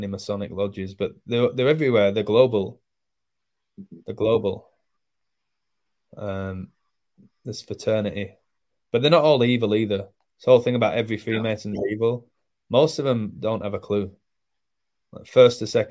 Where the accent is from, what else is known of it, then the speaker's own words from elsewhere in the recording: England, United Kingdom; now in Mexico; I'm from England